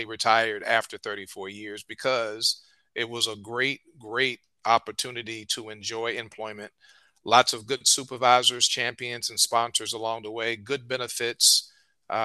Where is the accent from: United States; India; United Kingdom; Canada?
United States; Richmond, Virginia; I'm a native of Richmond, Virginia